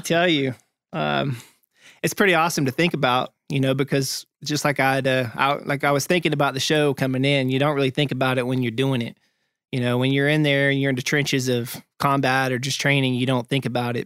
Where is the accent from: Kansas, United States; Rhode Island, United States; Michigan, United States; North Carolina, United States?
North Carolina, United States; Topton; moved away; me being from Topton, North Carolina